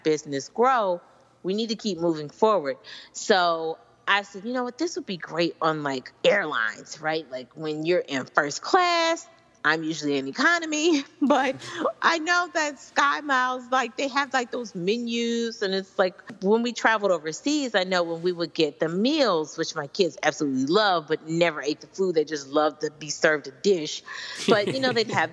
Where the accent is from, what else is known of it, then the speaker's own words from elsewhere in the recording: Kansas City, Missouri, United States; moved away; I'm originally from Kansas City.